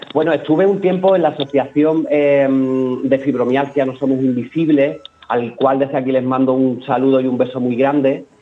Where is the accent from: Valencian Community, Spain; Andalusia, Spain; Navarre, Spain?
Andalusia, Spain; Peñarroya-Pueblonuevo; now in Málaga, Spain; yo no soy de Málaga, soy de un pueblecito de Córdoba, Peñarroya, Pueblo sí, Nuevo.